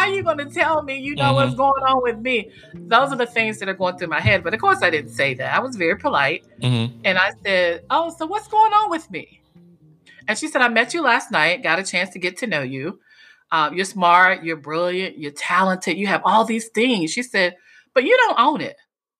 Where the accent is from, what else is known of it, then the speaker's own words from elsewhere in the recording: North Carolina, United States; now in Washington, United States; But I was raised in a small town in North Carolina. So that's where you get the urban and the Southern from, right?